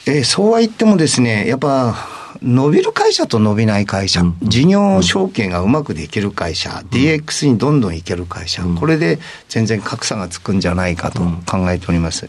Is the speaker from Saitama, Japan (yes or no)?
no; Higashi, Fukushima, Japan; moved away as an adult; also born or lived in Kanagawa; 福島県西白川郡東村、はいまあ、村の 人口が6000人ぐらいな地区で生まれました